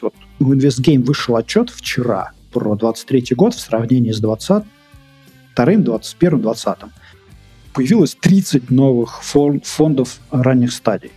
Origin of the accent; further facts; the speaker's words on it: Moscow Oblast, Russia; also born or lived in Minsk, Belarus; Я хоть из Подмосковья, Москва рядом